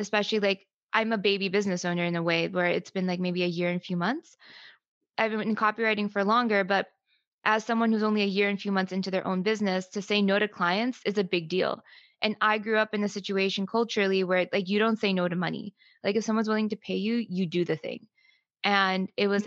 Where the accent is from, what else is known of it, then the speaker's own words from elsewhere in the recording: United States; I'm Pakistani American. So when I was growing up, um, I grew up basically in an immigrant household, right? So both of my parents came here in their 30s